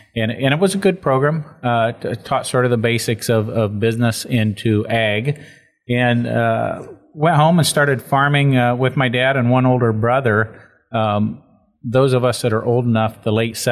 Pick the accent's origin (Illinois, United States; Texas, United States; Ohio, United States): Ohio, United States; Paulding County; my background is born and raised in Paulding County